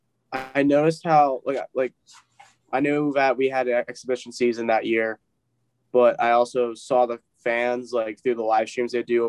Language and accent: English; Connecticut, United States; moved away as an adult; now in Henniker, United States; I'm from Connecticut originally, but I'm currently at school in New Hampshire at New England College